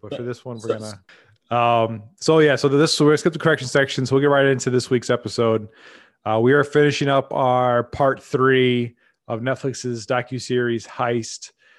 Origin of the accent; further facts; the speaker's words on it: Midwest, United States; And I'm sure the Coast podcasts make fun of us Midwesterners